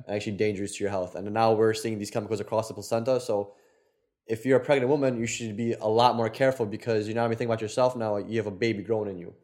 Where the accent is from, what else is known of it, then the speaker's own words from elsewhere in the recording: Poland; moved away; our Polish asses